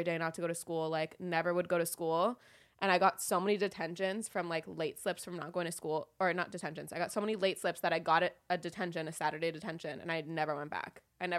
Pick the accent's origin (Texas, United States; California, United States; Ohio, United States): California, United States; Los Angeles; I grew up in Woodland Hills